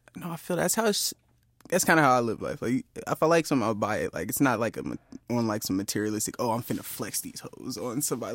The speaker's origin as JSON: {"language": "English", "area": "Inland Empire", "region": "California", "country": "United States", "said": "we from r, the Inland Empire"}